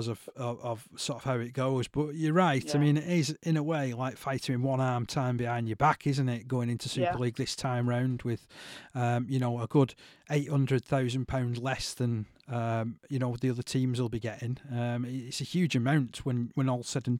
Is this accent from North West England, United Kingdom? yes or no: yes; Leigh, North West England, United Kingdom; my hometown